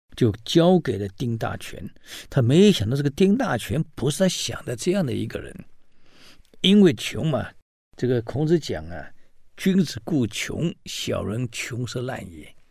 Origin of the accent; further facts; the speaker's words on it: China; 我们中国人